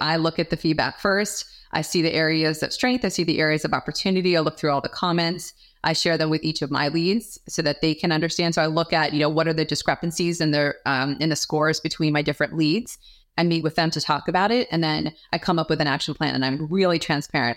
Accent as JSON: {"language": "English", "region": "New York", "country": "United States", "moved": "yes", "said": "I'm from New York, originally"}